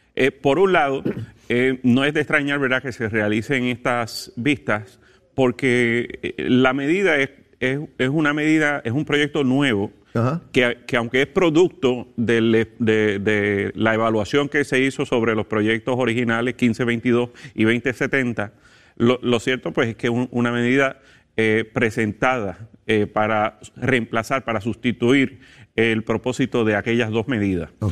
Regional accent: Puerto Rico

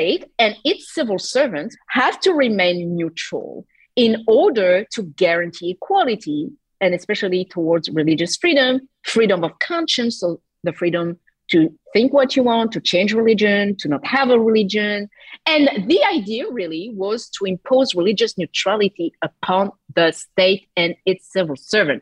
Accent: France

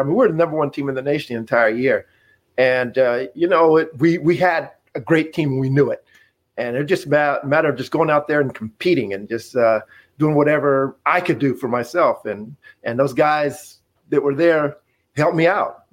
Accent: Casper, Wyoming, United States; moved away as an adult; me being born and raised in Wyoming, I, I didn't know much about what was outside of uh, of Casper, Wyoming.

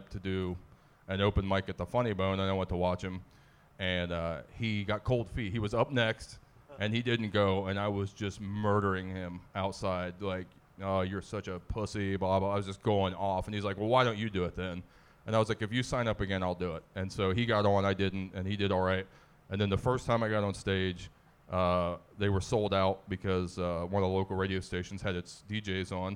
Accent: Zanesville, Ohio, United States; I'm from Zanesville

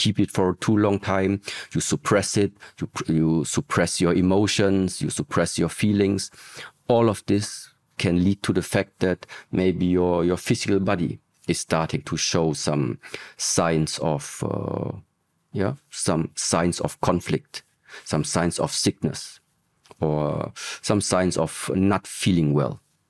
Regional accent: Germany; So I grew up in Germany, was also born in Germany, but in early ages already.

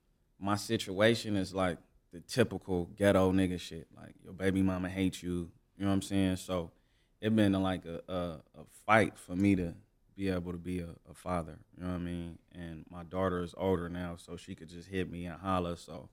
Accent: Los Angeles, California, United States; I'm from South Central Los Angeles. Grew up like all around the city, but like mainly on 111 and San Pedro on the east side.

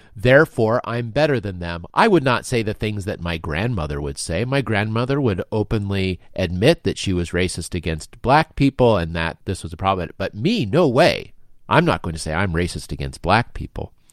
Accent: United States; myself as American, I'm fully inculcated with American values

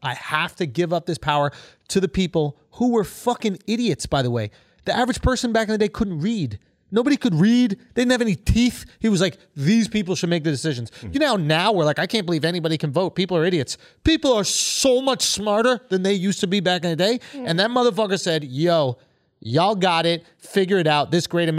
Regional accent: Scotland, United Kingdom; and I'm Scottish.

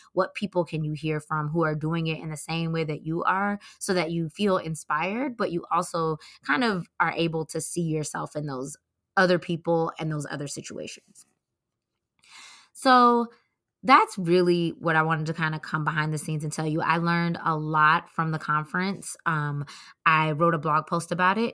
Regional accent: Atlanta, Georgia, United States; moved away; I'm from Atlanta

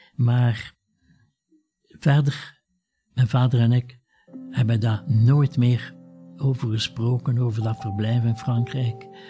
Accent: Ghent, Flanders, Belgium; ik was toen acht jaar, wij woonden in Gent met mijn ouders

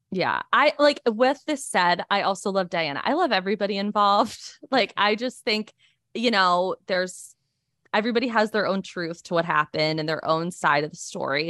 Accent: United States; being an American

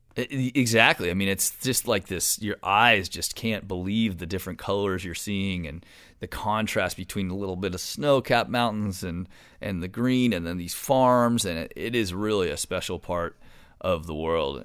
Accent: Marin, California, United States; I grew up in Marin, one of the most beautiful places in California

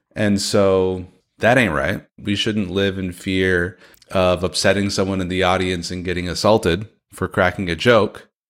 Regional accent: San Francisco, California, United States; Grew up in San Francisco, California, son of a Persian immigrant

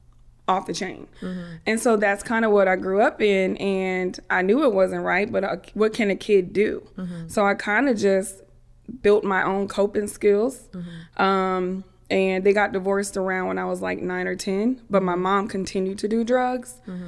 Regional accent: Germany; born there; They had me. I was born in Germany. So every time I would apply for college, I have to have that little certificate, student born abroad, right?

